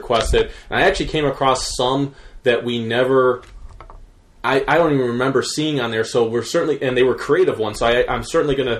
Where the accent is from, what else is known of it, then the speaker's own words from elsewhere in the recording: Cleveland, Ohio, United States; I was born and raised in Cleveland